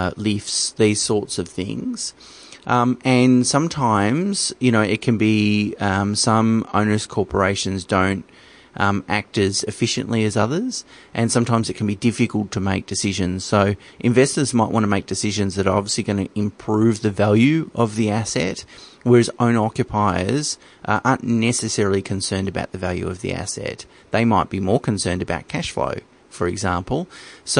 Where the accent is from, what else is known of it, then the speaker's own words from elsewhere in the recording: Geelong, Victoria, Australia; I come from Geelong, so I know it quite well. It's a regional city in Victoria